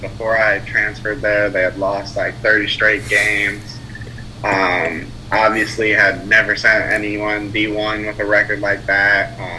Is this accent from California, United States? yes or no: yes; California, United States; born there; You know, my family is from the West Coast. I was born in California. That's where we reside currently. But all through my childhood, you know, all the way up through high school, we were moving around a lot.